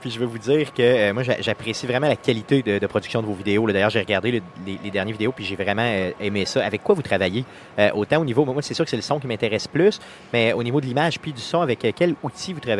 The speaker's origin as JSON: {"language": "French", "town": "Quebec City", "region": "Quebec", "country": "Canada", "said": "On est de Québec"}